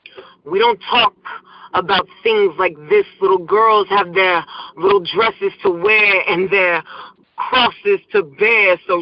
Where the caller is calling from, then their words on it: Houston, Texas, United States; I'm calling from Houston, Texas.